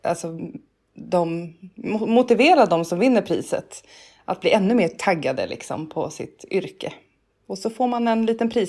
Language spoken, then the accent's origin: Swedish; Stockholm, Stockholm County, Sweden; Eh, jag är född och uppväxt i Stockholm. Bott på Söder, på Åsögatan och gått på Katarina Södra skola.